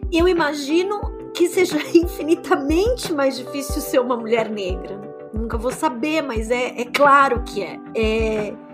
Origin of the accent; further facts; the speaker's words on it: São Paulo, Brazil; vocês sabem que eu sou do ABC paulista e a Sônia também.